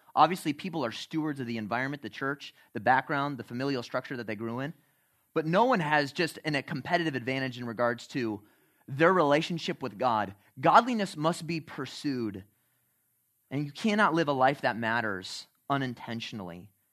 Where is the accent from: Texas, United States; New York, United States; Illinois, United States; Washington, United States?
Illinois, United States; Chicago; when I was growing up in Chicago